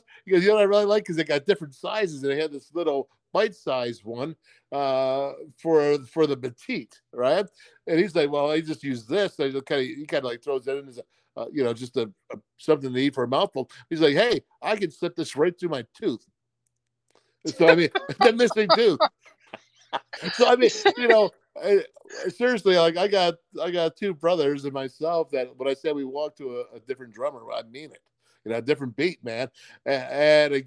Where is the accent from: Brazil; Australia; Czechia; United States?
United States; Orchard Park, New York; being that we're from Orchard Park, New York, being that we're from Buffalo